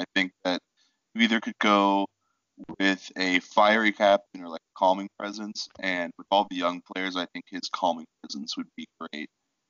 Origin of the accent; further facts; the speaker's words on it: United States; as an American and as a Chelsea fan